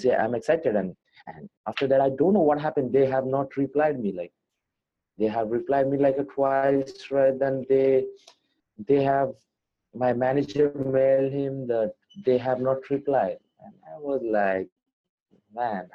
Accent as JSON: {"language": "English", "country": "India", "said": "a really good Indian fighter"}